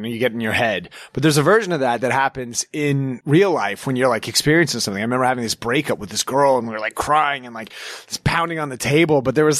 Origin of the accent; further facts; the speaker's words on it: Evergreen, Colorado, United States; I grew up in Evergreen.